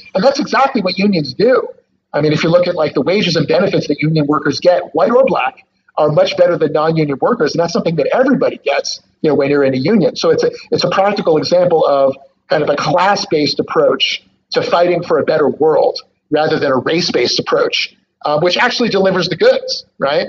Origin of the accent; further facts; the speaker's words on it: Philadelphia, Pennsylvania, United States; Philadelphia is my hometown.